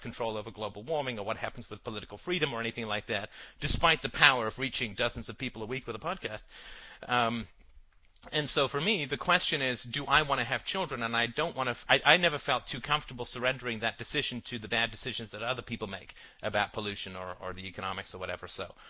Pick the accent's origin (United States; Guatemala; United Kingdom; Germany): United Kingdom; London; also born or lived in Africa; I grew up in London, and I lived for a little while in Africa, and went to boarding school near Wales.